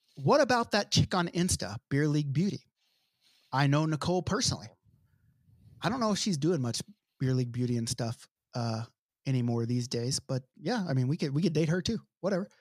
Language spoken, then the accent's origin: English; United States; I'm a white person. I'm American.